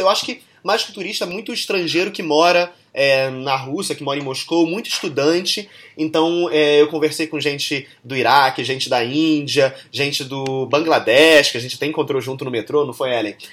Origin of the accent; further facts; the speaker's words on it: Brazil; sendo brasileiro